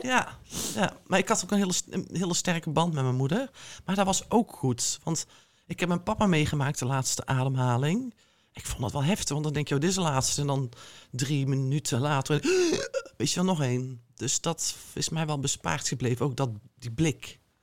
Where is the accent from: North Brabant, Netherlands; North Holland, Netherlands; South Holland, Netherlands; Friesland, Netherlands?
North Brabant, Netherlands; also born or lived in Israel; ik kom dan uit Brabant, ik kom dan uit de provincie